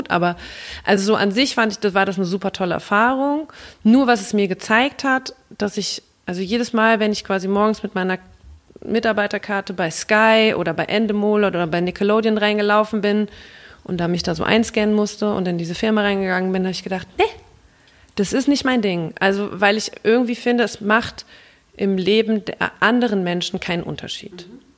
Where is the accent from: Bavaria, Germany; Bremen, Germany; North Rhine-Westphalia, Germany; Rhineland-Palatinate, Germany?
Rhineland-Palatinate, Germany; Mainz; also born or lived in England; ich äh, komme mehr oder weniger aus Mainz, also ich bin in Ingelheim zur Schule gegangen, habe auch in Mainz studiert